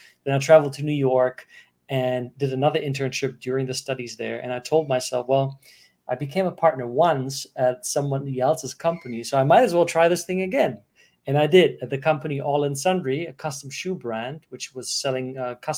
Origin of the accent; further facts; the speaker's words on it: Germany; moved away; growing up in Germany